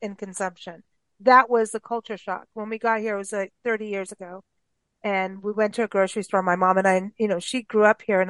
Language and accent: English; Kenya; also born or lived in South Africa; I was raised in Kenya and South Africa, and it was South Africa. I was in my more becoming an adult teenager kind of thing at that point.